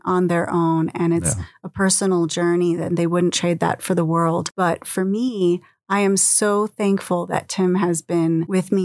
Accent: United States

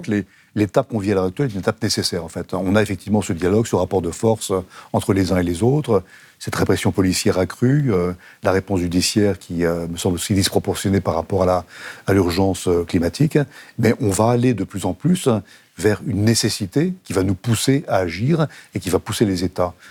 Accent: France; Je suis français

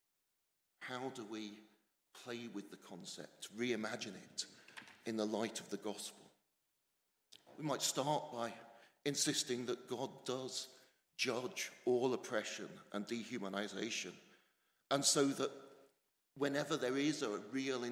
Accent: England, United Kingdom; moved away as an adult; now in Scotland; I'm English, stubbornly so, despite nearly two decades in a better place

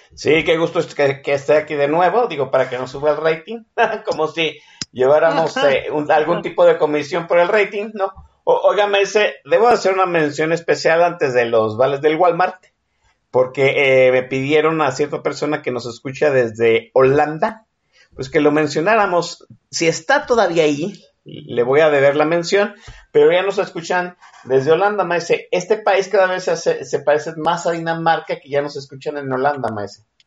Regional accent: Guadalajara, Jalisco, Mexico; mi tierra de mis tierras tapatías

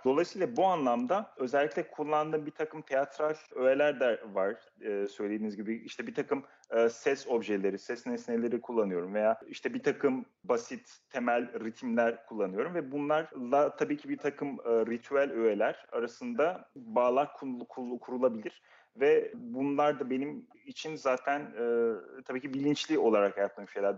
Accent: Turkey; moved away as an adult; also born or lived in Uzbekistan / Amsterdam, Netherlands; now in Vienna, Austria; Türkiye'de doğdum, büyüdüm.

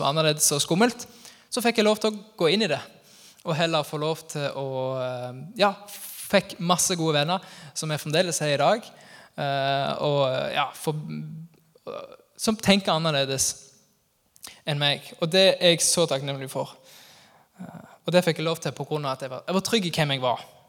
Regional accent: Sokndal, Rogaland, Norway; moved away; Sokndal-patriot der jeg er ifra

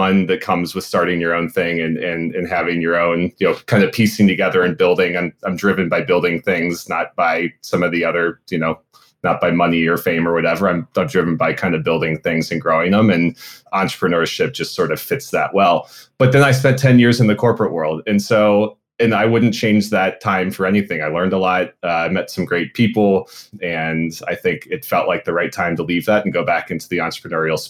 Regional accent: Cincinnati, Ohio, United States; moved away as an adult; I'm from Cincinnati originally, born and raised in Clifton, went to Walnut Hills High School.

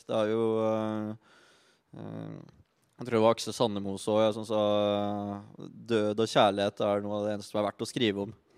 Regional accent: Bagn, Innlandet, Norway; moved away; jeg kommer fra Bang i Valdres. Lita bygd hvor hvis du ikke henger på bensinstasjonen eller er ute og råner, så sitter du inne og driver med dine egne ting.

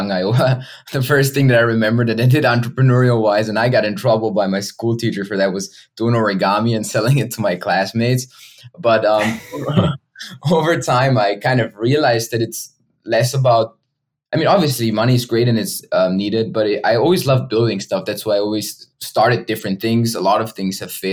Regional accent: Vienna, Austria; English is a second language; moved away as an adult; also born or lived in Kent, Ohio; I'm originally from Austria, so you might hear some grammar mistakes along the way

